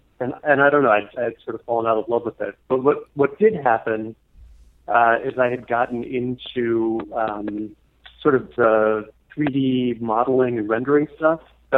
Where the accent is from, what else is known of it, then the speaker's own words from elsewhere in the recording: New Jersey, United States; also born or lived in Venezuela / Ohio; So I did most of my growing up in New Jersey.